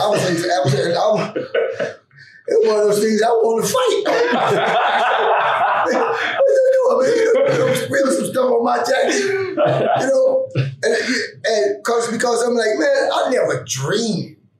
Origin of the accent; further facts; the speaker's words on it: Pittsburgh, Pennsylvania, United States; And I grew up in the Pittsburgh area.